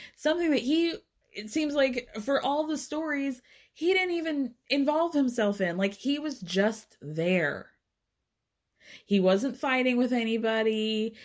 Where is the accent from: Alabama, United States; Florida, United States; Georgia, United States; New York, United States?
Georgia, United States; Atlanta; I grew up in North Atlanta